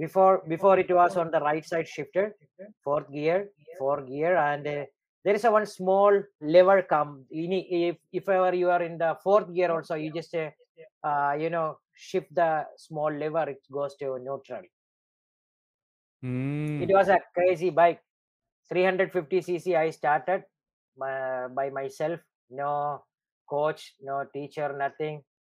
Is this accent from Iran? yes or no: no; Dubai, United Arab Emirates; I am from Dubai. You know, we Arab, we drive vehicles when we are maybe 6 years, 7 years old.